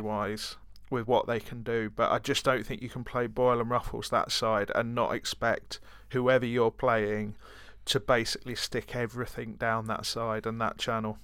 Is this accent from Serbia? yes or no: no; Brighton, South East England, United Kingdom; I'm from Brighton